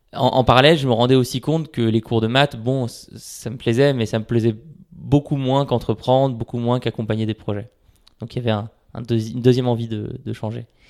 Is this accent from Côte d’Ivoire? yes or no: no; Paris, Île-de-France, France; j'habite à Paris, je suis né à Paris et j'ai grandi à Paris